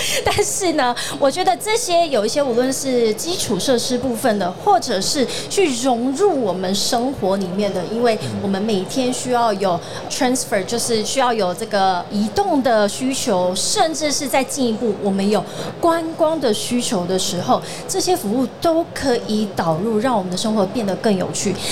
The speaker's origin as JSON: {"language": "Chinese", "region": "southern Taiwan", "country": "Taiwan", "said": "因为我也是南部人"}